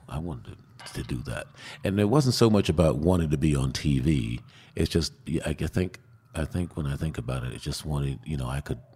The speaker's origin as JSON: {"language": "English", "town": "Queens", "region": "New York", "country": "United States", "tie": "born or raised there", "said": "Oh, well, I remember once, I don't remember what time of year it was, but I remember my folks had a party"}